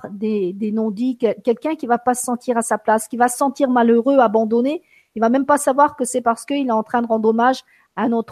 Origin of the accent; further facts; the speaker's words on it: France; born there; je me suis entendu dire je suis sicilienne, alors que je suis née en France, alors que j'irai pas habiter là-bas, que j'aime beaucoup la France